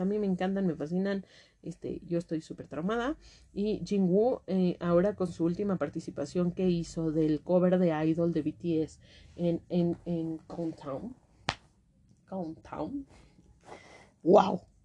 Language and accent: Spanish; Mexico; las que somos de México